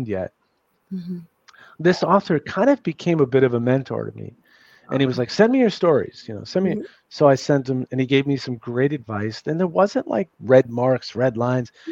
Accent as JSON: {"language": "English", "town": "New York City", "region": "New York", "country": "United States", "tie": "born or raised there", "said": "I grew up in New York City. I grew up in a little bit rough section."}